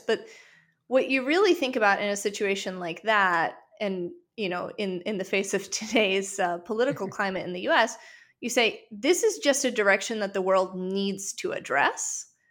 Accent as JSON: {"language": "English", "region": "Western Ukraine", "country": "Ukraine", "moved": "yes", "said": "I'm originally from Western Ukraine"}